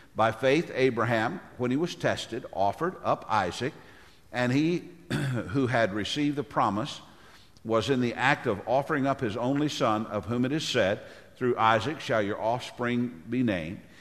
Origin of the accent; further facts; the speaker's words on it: Tennessee, United States; my home state of Tennessee